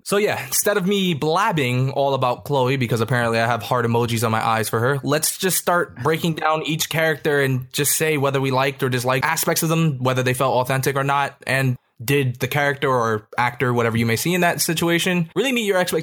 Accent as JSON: {"language": "English", "region": "New York", "country": "United States", "said": "I'm a New Yorker"}